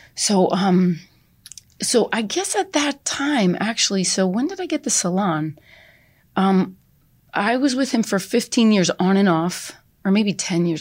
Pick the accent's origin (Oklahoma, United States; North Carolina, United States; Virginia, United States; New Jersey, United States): New Jersey, United States; East Brunswick; I was born and raised in East Brunswick